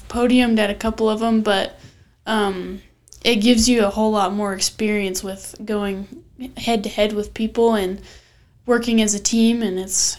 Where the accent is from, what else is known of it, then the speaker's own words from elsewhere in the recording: Vernal, Utah, United States; moved away as an adult; also born or lived in Kentucky; I'm also from Vernal